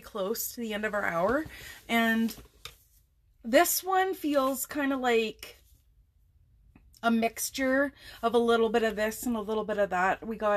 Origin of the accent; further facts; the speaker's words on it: Alberta, Canada; We're from Alberta, which lots of people call the Texas of Canada